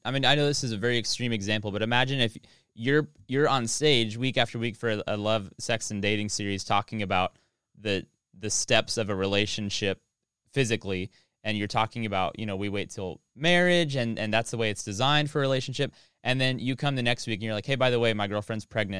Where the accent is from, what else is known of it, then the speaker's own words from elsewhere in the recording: Oklahoma, United States; Sorry, I'm from Oklahoma. I can't. It's in my blood.